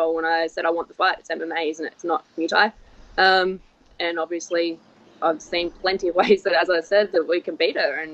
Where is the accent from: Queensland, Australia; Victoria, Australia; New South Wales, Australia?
Queensland, Australia; Sunshine Coast; I'm from the Sunshine Coast, which is only 2 hours north